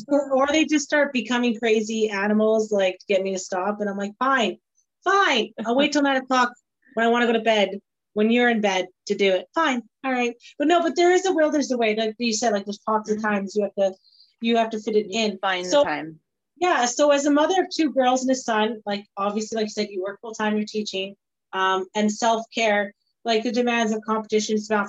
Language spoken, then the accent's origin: English; Scotland, United Kingdom; I'm Scottish